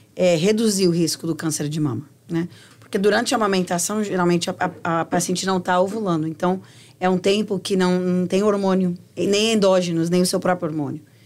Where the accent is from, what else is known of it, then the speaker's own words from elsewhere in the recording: Brazil; moved away; Quando eu cresci, Helena, no Brasil, a gente sabia de onde vinha a comida